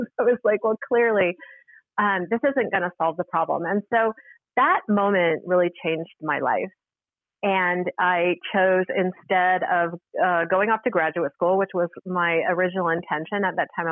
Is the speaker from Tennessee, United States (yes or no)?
no; Salt Lake City, Utah, United States; I was working as a waitress in a local restaurant where I grew up in Salt Lake City, Utah